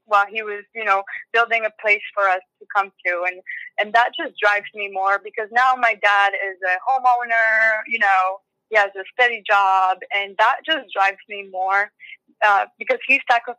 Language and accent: English; Orlando, Florida, United States; also born or lived in Venezuela / Virginia; I was born in Venezuela. {S0} Oh, wow. {S1} And I moved to the United States when I was 9 years old. And we first lived in Virginia, but then when I was about a middle schooler, sixth grade, I moved to Orlando.